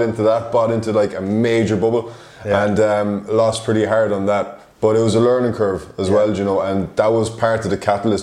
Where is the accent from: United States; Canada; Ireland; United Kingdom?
Ireland; moved away as an adult